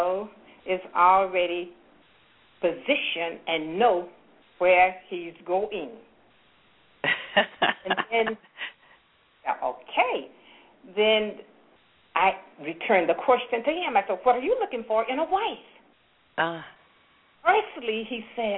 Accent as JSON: {"language": "English", "town": "Forsyth", "region": "Georgia", "country": "United States", "tie": "born or raised there", "also_born_or_lived": "Atlanta, Georgia", "moved": "as an adult", "said": "I was from Forsyth, Georgia"}